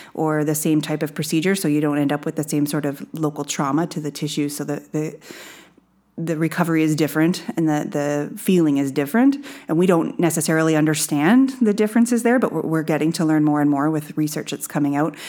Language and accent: English; Bruce County, Ontario, Canada; I grew up in Bruce County, around a lot of beef cattle